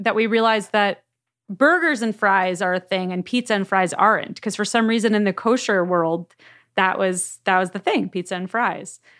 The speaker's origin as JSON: {"language": "English", "town": "Miami Beach", "region": "Florida", "country": "United States", "moved": "yes", "lives_now": "Los Angeles, United States", "said": "I've been in Los Angeles for ages, but I am from Miami Beach"}